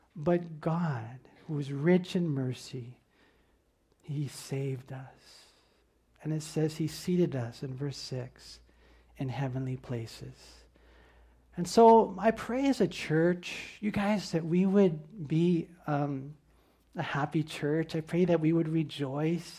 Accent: United States; I'm this American

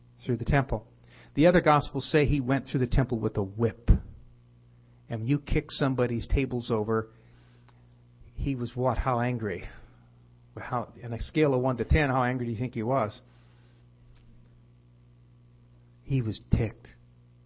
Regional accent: Fresno, California, United States; now in Los Angeles area, United States; I'm from Fresno

